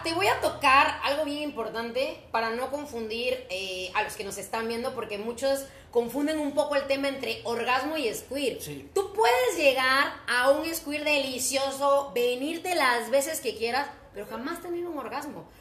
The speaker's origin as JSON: {"language": "Spanish", "area": "Cuitláhuac", "region": "Veracruz", "country": "Mexico", "said": "Yo soy exactamente de Cuitla, Veracruz"}